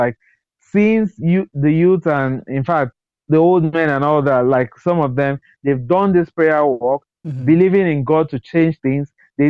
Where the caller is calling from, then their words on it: Bonny, Rivers State, Nigeria; Okay, I'm actually a …. I'm in Bonny Island at the moment. Like, I'm calling from Bonny Island.